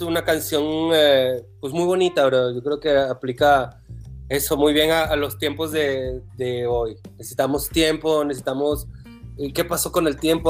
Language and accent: Spanish; Venezuela; moved away as an adult; yo estudié eh, cuatro años de medicina en la Universidad de Carabobo, Venezuela